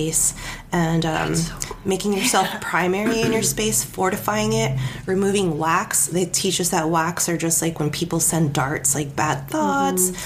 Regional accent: California, United States; now in Oregon, United States; I'm from California, sorry, Oregonian. But I claim Oregon now

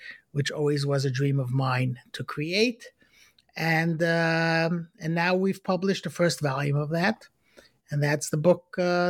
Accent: Brooklyn, New York, United States; I was born in Brooklyn, in Crown Heights, which I guess is usually when I meet Jews, they're usually from Brooklyn. I'm sure there are Jews that are not from Brooklyn, but lots of us are from Brooklyn. I grew up in Crown Heights.

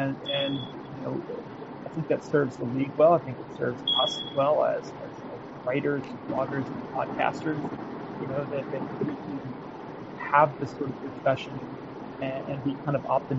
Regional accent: Florida, United States; I grew up in Florida, so we had Univision. We had Telemundo.

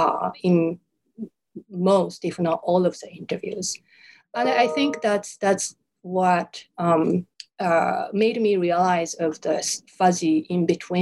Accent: Japan; first language Japanese; English is a second language; I'm born and raised in Japan, so Japanese is my native language.

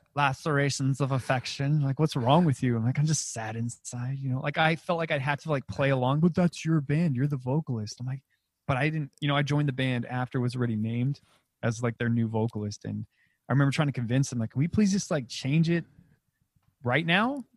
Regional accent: Alamogordo, New Mexico, United States; moved away as an adult; also born or lived in Las Vegas; I'm originally from Alamogordo, New Mexico.

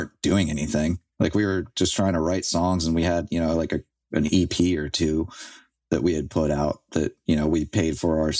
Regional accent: Philadelphia, Pennsylvania, United States; I'm from South Philly. I lived there for, you know, 20 years.

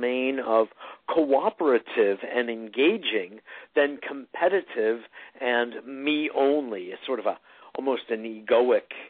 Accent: New York, United States; I'm just a New Yorker

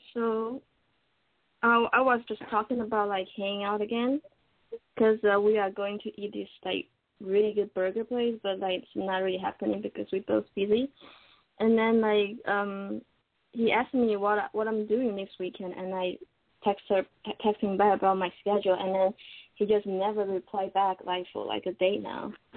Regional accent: Taiwan; English is a second language; now in Japan; I'm from Taiwan originally.

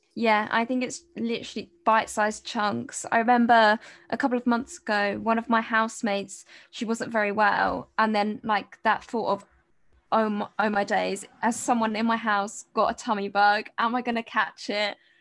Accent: United Kingdom; moved away as an adult; now in Cardiff, United Kingdom; I'm, I'm from near London, but I'm in Cardiff at the moment in Wales

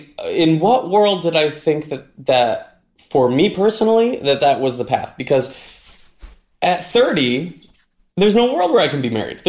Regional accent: Midwest, United States; I grew up in the Midwest

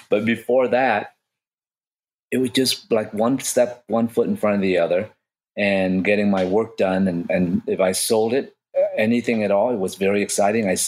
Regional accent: Vietnam; I made about about fourteen thousand dollars and and I come from Vietnam, I didn't have much of money at all.

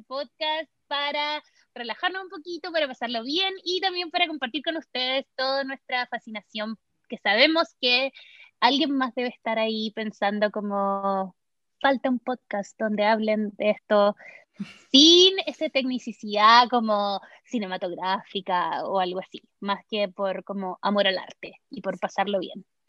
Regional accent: Chile; now in Los Angeles, United States; también soy chilena, también vivo en Los Ángeles, California

